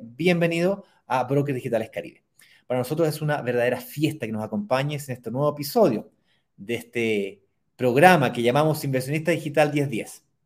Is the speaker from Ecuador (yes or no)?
no; Chile; accent: Chilean; Estoy aquí, en mi patria, en mi país. Como notarán por mi acento, yo soy chileno.